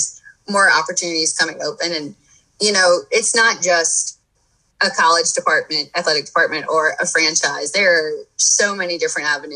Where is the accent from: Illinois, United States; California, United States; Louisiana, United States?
Louisiana, United States; Thibodaux; moved away as an adult; also born or lived in Oxford, Mississippi; now in Boca Raton, United States; born and raised in Thibodaux, right outside of New Orleans